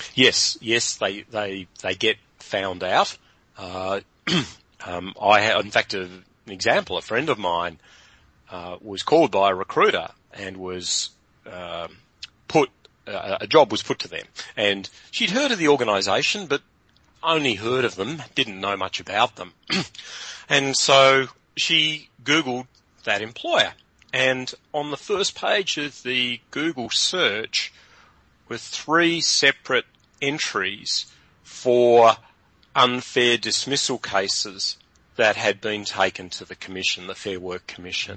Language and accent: English; Hobart, Tasmania, Australia; moved away as an adult; also born or lived in London; I'm originally from Hobart